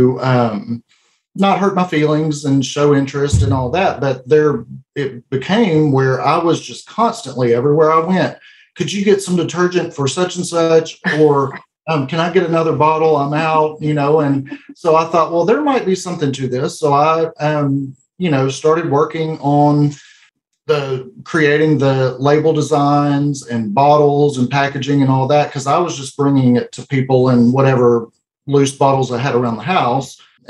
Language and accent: English; El Dorado, Arkansas, United States; We're from El Dorado, Arkansas, and that's where our business is located.